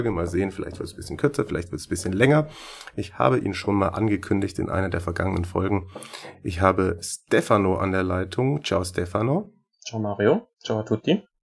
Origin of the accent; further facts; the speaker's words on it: Schwäbisch Hall, Baden-Württemberg, Germany; Ich bin 25 Jahre alt, bin gebürtig aus Schwäbisch Hall